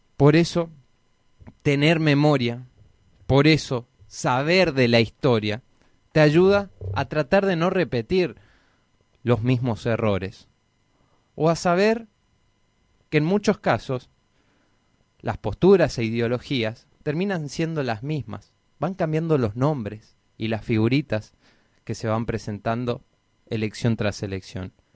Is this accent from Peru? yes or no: no; Argentina; nosotros como argentinos